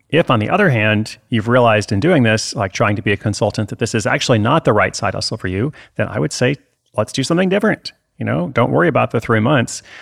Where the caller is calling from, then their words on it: Boston, Massachusetts, United States; Hey Chris … I'm from Boston.